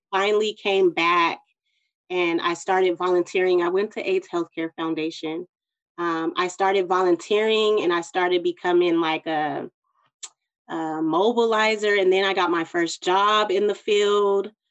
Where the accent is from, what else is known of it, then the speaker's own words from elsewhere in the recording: San Bernardino, California, United States; I'm from San Bernardino, California